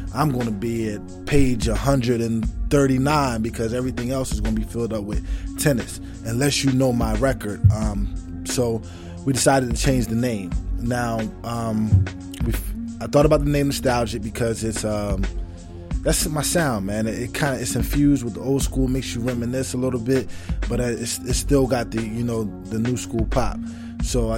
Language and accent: English; Burlington, New Jersey, United States; I'm from Burlington, New Jersey. Burlington City is what you call it. A.K.A. the zoo. I was born and raised there, all my life